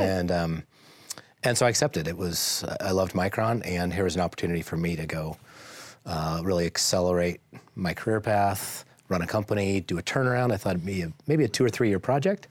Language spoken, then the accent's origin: English; Boise, Idaho, United States; I grew up in Boise, um, went to Boise High School, go Braves